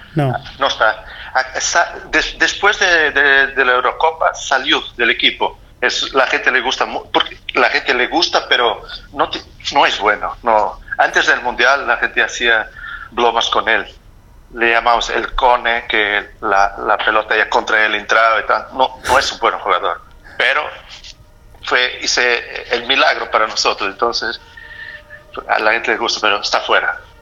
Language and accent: Spanish; Portugal; Spanish is a second language; now in Germany